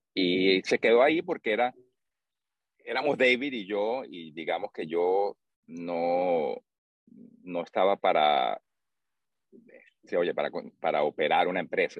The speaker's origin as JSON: {"language": "Spanish", "country": "Venezuela", "tie": "born or raised there", "also_born_or_lived": "Bay Area, United States", "moved": "as an adult", "lives_now": "United States", "said": "soy de Venezuela, crecí ahí, después del bachillerato vine a, estudiar en la universidad"}